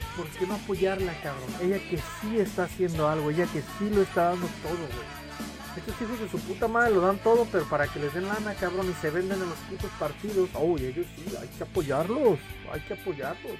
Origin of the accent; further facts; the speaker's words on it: Mexico; somos mexicanos y somos orgullosos